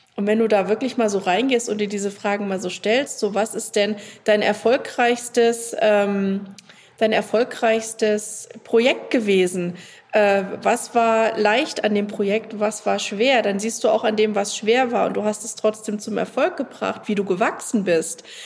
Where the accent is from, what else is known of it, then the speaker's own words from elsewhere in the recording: Germany; ich komme aus Deutschland